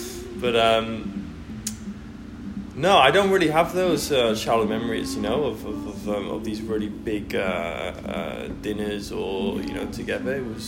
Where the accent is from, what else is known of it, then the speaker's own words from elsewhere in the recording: Netherlands; also born or lived in Manchester, England / Sheffield, England / Svalbard, Norway; now in Melbourne, Australia; I'm originally from England, but I grew up in the Netherlands.